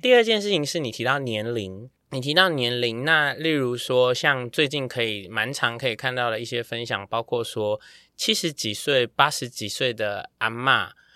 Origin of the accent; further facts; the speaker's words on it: Taiwan; 我们台湾人